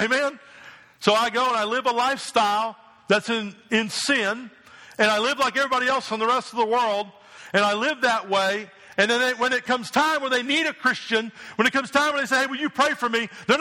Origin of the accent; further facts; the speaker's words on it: New Jersey, United States; moved away; I grew up in New Jersey